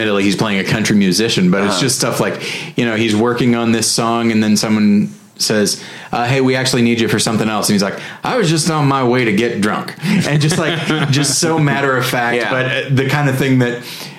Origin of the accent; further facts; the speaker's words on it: California, United States; also born or lived in Denver / Southern Missouri; I'm from California, and then I lived in Denver, and from there we moved to Southern Missouri, which certainly saw itself enough as the South.